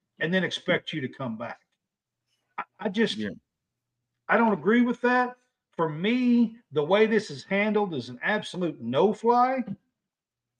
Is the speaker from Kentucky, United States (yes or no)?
yes; Kentucky, United States; I'm from Kentucky.